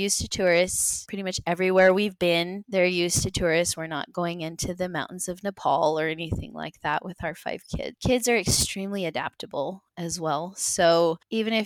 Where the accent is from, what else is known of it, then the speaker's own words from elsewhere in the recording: United States; We're obviously American